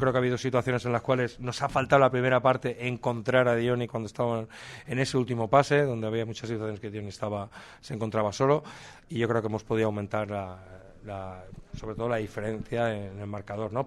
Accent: Castellón de la Plana, Valencian Community, Spain; Yo soy de Castellón

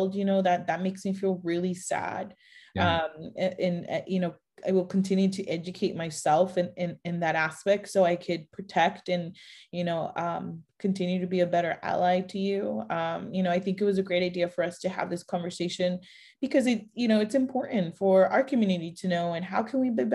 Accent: Mexico; moved away; I was born in Mexico. I am Mexican 100%

